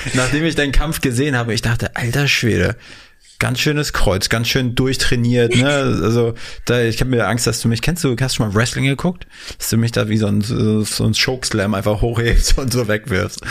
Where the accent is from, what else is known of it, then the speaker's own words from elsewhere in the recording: the East, eastern Germany, Germany; moved away; wir kommen aus dem goldenen Osten, äh, auch aus einer Kleinstadt